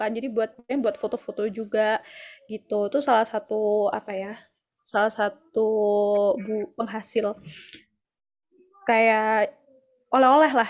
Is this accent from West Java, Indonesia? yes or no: no; Banyuwangi, East Java, Indonesia; aku sendiri sebagai orang Banyuwangi kayak aku masih belum banyak eksplor loh tentang Banyuwangi gitu